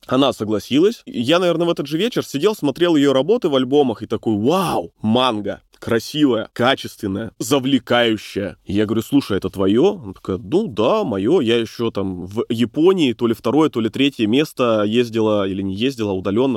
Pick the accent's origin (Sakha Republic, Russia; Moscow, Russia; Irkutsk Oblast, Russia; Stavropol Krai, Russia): Irkutsk Oblast, Russia; Bratsk; moved away as an adult; now in Irkutsk, Russia; Но я сам из Братска, но всю свою деятельность вел в Иркутске.